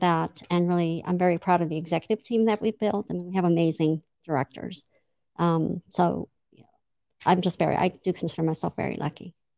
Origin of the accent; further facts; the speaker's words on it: Imperial Beach, California, United States; I grew up in Imperial Beach